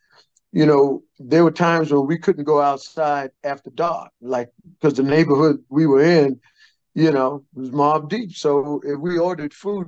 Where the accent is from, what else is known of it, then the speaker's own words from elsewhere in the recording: Brooklyn, New York, United States; Growing up in Brooklyn, because everybody in the neighborhood knew each other